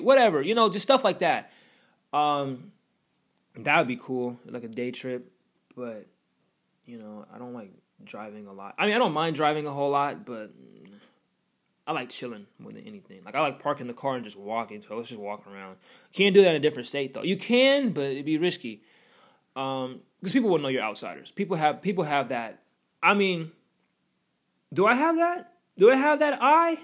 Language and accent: English; Washington, United States; accent: West Coast; I'm from Washington